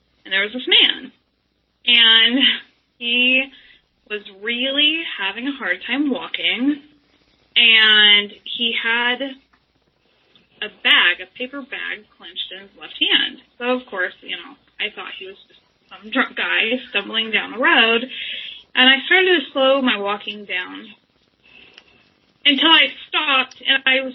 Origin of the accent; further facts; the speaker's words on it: Portland, Oregon, United States; I grew up in Portland, Oregon